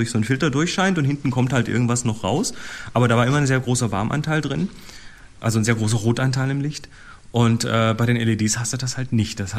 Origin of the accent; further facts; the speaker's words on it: Germany; ich komme aus der Nähe von Bremen.